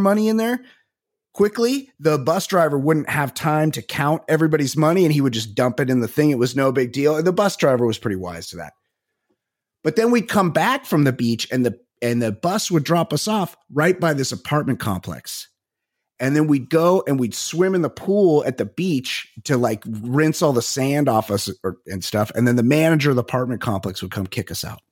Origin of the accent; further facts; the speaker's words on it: Costa Mesa, California, United States; I'm from Costa Mesa. There's people in my high school that did